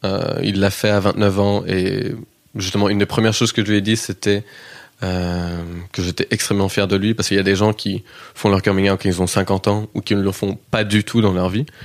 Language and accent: French; Kansas, United States; accent: Kansas; Ça vient du Kansas. J'ai un accent qui est assez inidentifiable en vrai, parce que beaucoup de gens ont, du mal à le situer, à le placer. Mais comme je suis rentré aux États-Unis